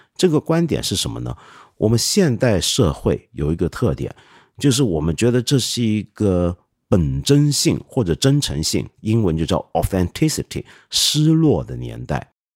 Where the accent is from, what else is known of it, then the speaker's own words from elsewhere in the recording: China; 不像我们中国人这么努力